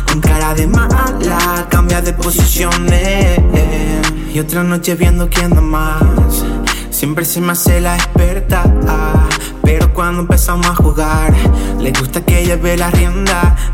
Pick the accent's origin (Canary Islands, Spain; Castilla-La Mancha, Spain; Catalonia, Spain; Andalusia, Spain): Canary Islands, Spain; La Palma; Buena gente de Grandin … de la Isla de La Palma